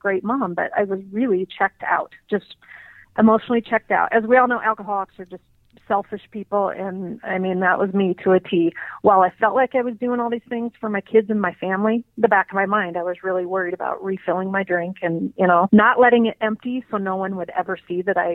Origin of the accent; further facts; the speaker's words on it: Helena, Montana, United States; now in Bozeman, United States; So I grew up in Helena, Montana, and I currently live in Bozeman, Montana